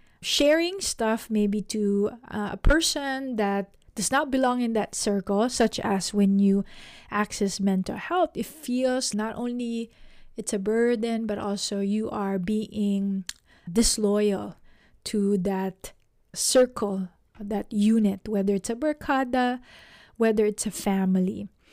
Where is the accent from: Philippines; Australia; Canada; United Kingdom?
Philippines; And growing up in the Philippines, we always have group activities like classroom declaration contest, dance contest is always done in groups.